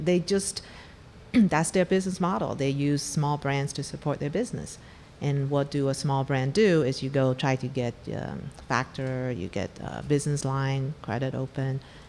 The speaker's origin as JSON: {"language": "English", "country": "Taiwan", "also_born_or_lived": "Africa", "moved": "as an adult", "lives_now": "United States", "said": "Well, I'm from Taiwan. I grew up in Africa, went back to Taiwan, and then came to the U.S. for my graduate degree."}